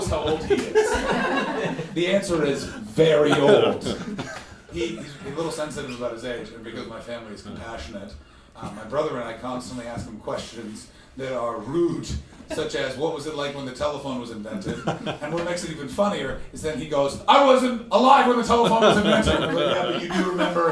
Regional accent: Ottawa, Ontario, Canada; The city I'm from, Ottawa

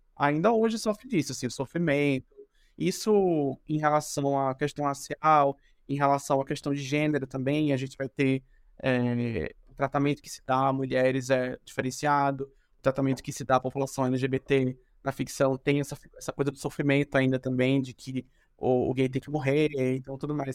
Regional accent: Recife, Pernambuco, Brazil; now in São Paulo, Brazil; Eu sou de pernambucano de Recife

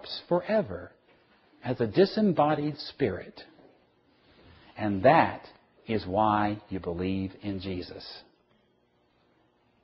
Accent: the South, United States; I'm from the South.

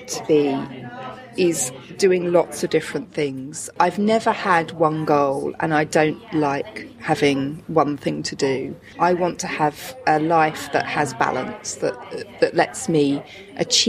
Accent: Chatham, South East England, United Kingdom; I'm from Chatham

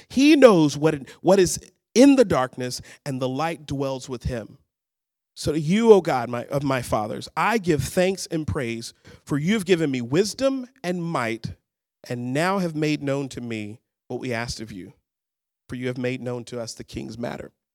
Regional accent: Birmingham, Alabama, United States; moved away as an adult; also born or lived in Dallas, Texas; now in Seattle, United States; I'm originally from Birmingham, Alabama, what we would call the Deep South

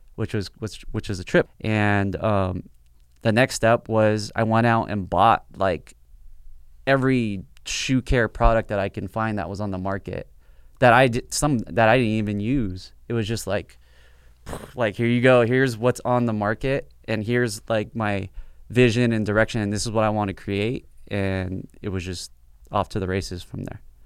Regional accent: South Bay, Los Angeles, California, United States; I grew up in the South Bay

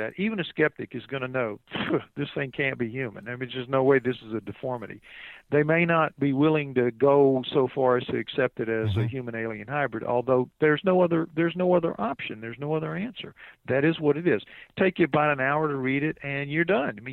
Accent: New Orleans, Louisiana, United States; I'm from New Orleans

